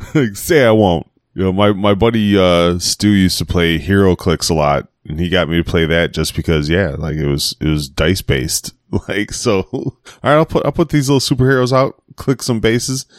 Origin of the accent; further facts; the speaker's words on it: Chicago, Illinois, United States; I'm from Chicago